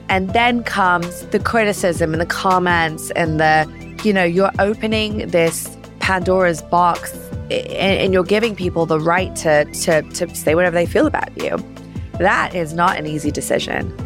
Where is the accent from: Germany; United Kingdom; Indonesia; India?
United Kingdom; London; moved away as an adult; now in New York, United States; I grew up in London, uh, on the, in the suburbs.